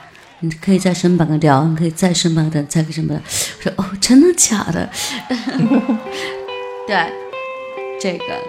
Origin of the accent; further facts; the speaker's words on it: southern China, China; now in Beijing, China; 我是一个来自南方的歌手，